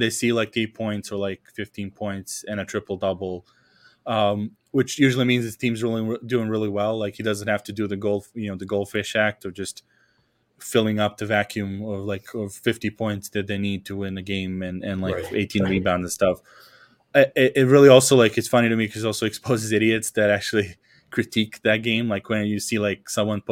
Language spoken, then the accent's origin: English; Serbia; first language Serbian; English is a second language; moved away as an adult; when there was like no one here from Serbia, like I just switched over to English and it was super easy. The freshman year, when I had someone from home here, it was like my accent was thicker.